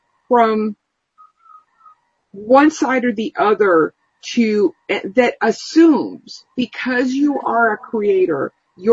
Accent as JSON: {"language": "English", "country": "United States", "said": "Our country, the United States"}